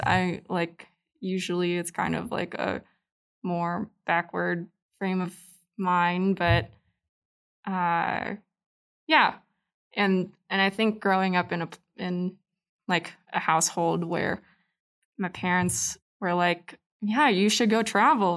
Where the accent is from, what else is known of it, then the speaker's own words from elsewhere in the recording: Anchorage, Alaska, United States; moved away as an adult; also born or lived in Panay, Philippines; now in Utah, United States; so I grew up in Alaska, um, and that's where my family ended up. kind of just, um, you know, im-, was immersed, like, growing up in Anchorage